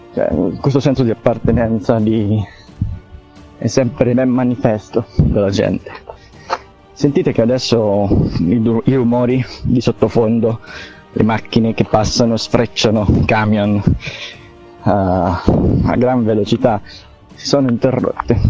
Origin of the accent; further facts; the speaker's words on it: Italy; io sono nato qui, sono vissuto qui e quindi mi piace il posto in cui abito